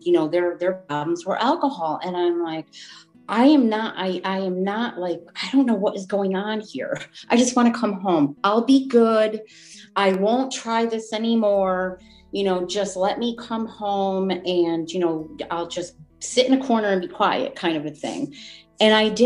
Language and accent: English; Wolcott, Connecticut, United States; where I grew up in Woolcott, Connecticut. I've been a resident of Connecticut my whole 57 years.